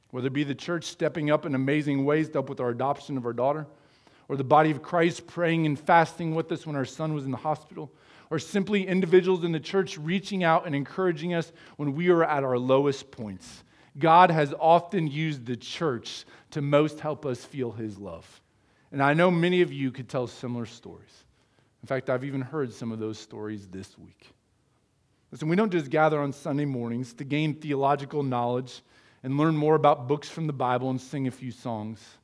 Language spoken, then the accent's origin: English; United States; I was born in the United States